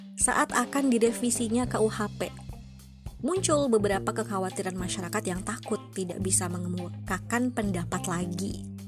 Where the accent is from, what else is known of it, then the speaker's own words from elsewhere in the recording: Bengkulu, Indonesia; asalku dari Bengkulu